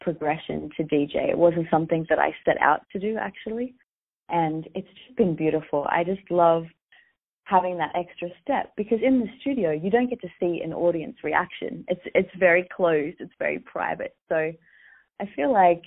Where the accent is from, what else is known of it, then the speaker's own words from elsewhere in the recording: Australia; moved away as an adult; also born or lived in Los Angeles, United States; I'm originally from Australia. I was born here, although I've been living in Los Angeles for the past few years, but I'm born in Australia and I'm currently in Australia